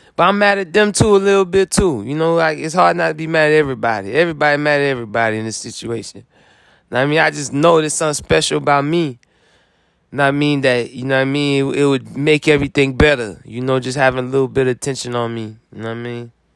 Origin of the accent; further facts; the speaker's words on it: Florida, United States; I'm come from Florida